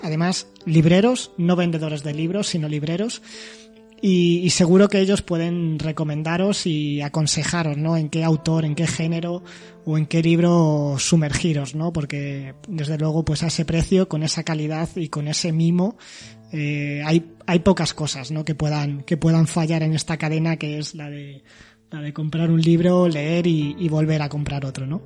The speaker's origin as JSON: {"language": "Spanish", "town": "Toledo", "region": "Castilla-La Mancha", "country": "Spain", "said": "soy de Toledo"}